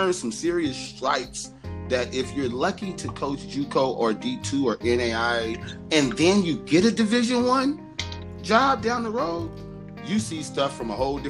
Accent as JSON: {"language": "English", "town": "Los Angeles", "region": "California", "country": "United States", "tie": "born or raised there", "said": "I'm from South Central. I'm a nice, funny, cool dude."}